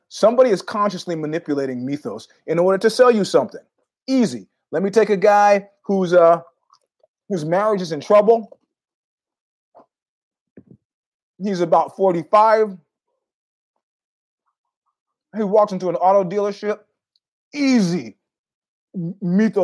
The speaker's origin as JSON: {"language": "English", "region": "New York", "country": "United States", "also_born_or_lived": "San Francisco", "moved": "yes", "said": "being a New Yorker for many years"}